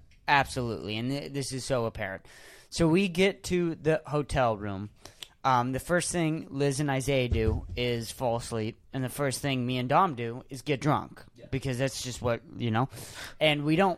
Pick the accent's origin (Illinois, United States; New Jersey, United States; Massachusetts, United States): Massachusetts, United States; we were from Massachusetts